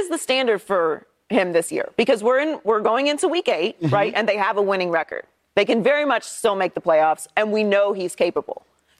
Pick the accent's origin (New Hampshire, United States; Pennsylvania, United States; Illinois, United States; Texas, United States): Pennsylvania, United States; Pittsburgh; I was born and raised in Pittsburgh, Pennsylvania.